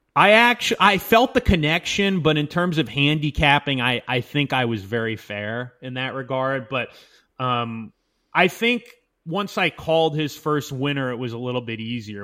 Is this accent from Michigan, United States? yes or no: no; Del Mar, California, United States; at the time where I grew up in Del Mar